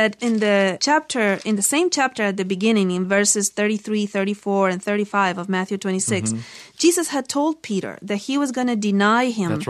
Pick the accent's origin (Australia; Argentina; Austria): Argentina; moved away; we're from Argentina.